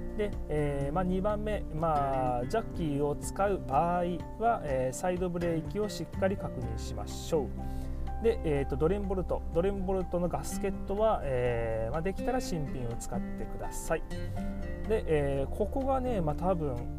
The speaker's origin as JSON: {"language": "Japanese", "region": "Miyazaki", "country": "Japan", "tie": "born or raised there", "said": "私もあの地元の宮崎県で、えー、登録していますので"}